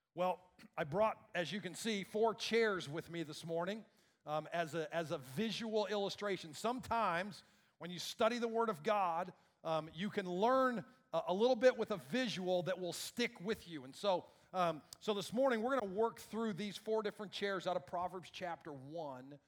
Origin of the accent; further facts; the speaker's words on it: Iowa, United States; I grew up in Iowa